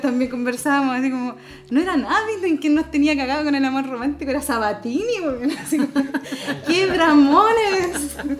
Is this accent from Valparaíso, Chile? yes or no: yes; Valparaíso, Chile; soy porteña de aquí, nací en, eh, aquí en el Cerro La Loma, un barrio como bien familiar